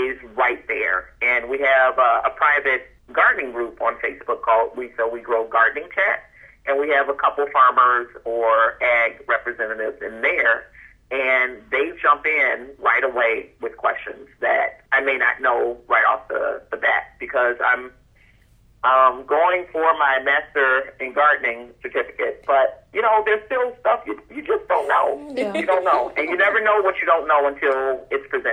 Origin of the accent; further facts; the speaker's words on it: Chicago, Illinois, United States; I'm from Chicago